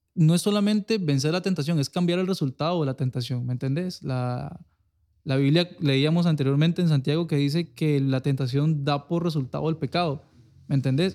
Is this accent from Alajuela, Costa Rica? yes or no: no; Liberia, Guanacaste, Costa Rica; soy de aquí de Liberia